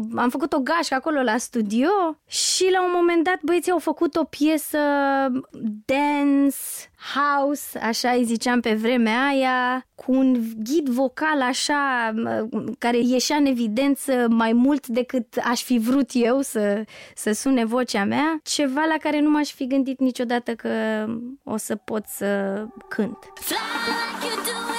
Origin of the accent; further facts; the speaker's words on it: Neptun, Constanța County, Romania; copilăria mea la Neptun